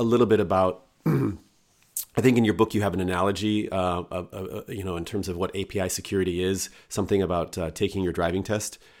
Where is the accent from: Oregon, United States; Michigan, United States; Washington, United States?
Washington, United States; Seattle; I'm from Seattle